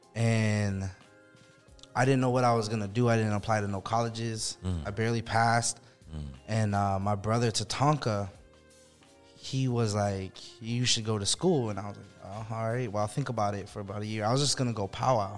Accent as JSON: {"language": "English", "town": "Chinle", "region": "Arizona", "country": "United States", "tie": "born or raised there", "moved": "as an adult", "said": "I grew up in Chinle, Arizona, which is hour and a half from any kind of town"}